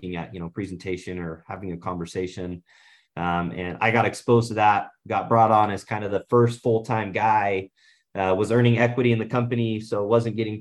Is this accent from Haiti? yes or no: no; Southeast Idaho, United States; growing up in Southeast Idaho